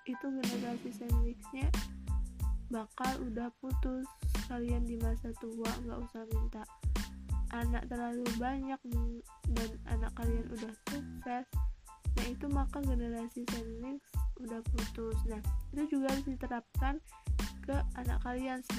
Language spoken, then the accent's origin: Indonesian; Central Java, Indonesia; bukan hal yang aneh sih di keluarga daerah aku atau kota aku Jawa Tengah atau mungkin di seluruh Indonesia